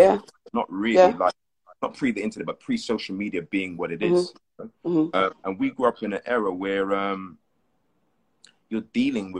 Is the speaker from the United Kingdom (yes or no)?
yes; London, United Kingdom; moved away as an adult; now in Los Angeles, United States; I grew up in Hackney for a bit, and then North London, spent a lot of time in South London.